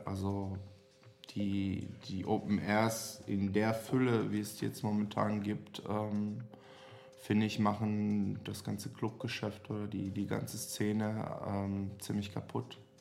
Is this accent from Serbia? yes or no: yes; Serbia; German is a second language; now in Germany; Ich komme aus Serbien.